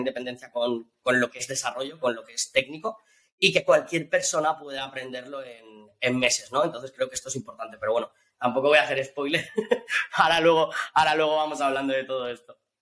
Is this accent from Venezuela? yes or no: no; Valencian Community, Spain; also born or lived in Australia; yo que soy valenciano